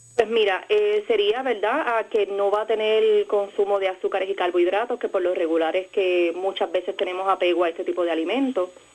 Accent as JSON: {"language": "Spanish", "town": "Peñuelas", "country": "Puerto Rico", "tie": "born or raised there", "said": "yo soy naturalmente de Ponce, en el pueblo de Peñuela"}